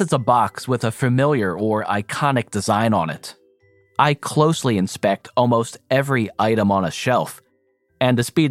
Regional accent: New Jersey, United States; I'm from New Jersey, but I'm on the West Coast

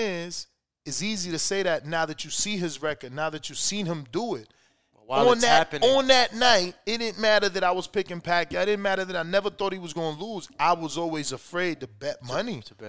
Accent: Nashville, Tennessee, United States; Look, I'm from Nashville, bro.

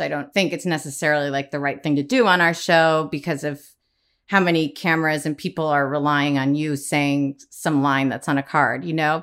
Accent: Midwest, United States; growing up in the Midwest

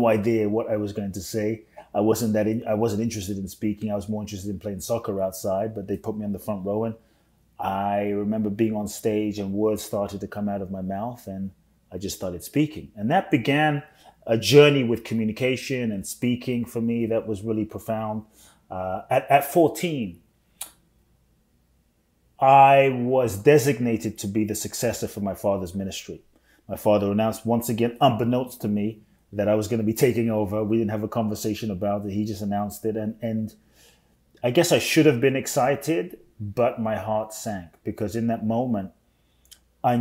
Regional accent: London, United Kingdom; also born or lived in Ghana; now in United States; I was born in Ghana, West Africa. My father's from Ghana. My mother's Japanese. I grew up in London, now live in the US

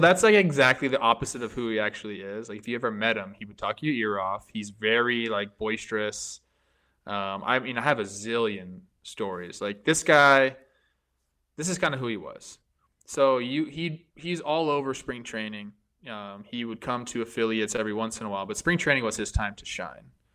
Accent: Southern California, United States; I grew up in Southern California

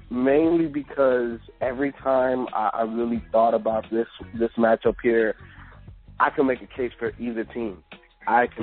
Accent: Chicago, Illinois, United States; I'm from the Shy.

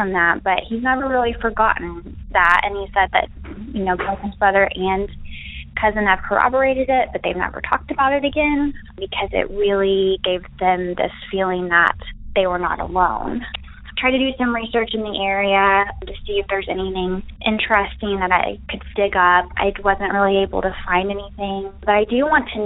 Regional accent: Arkansas, United States; I am from Arkansas.

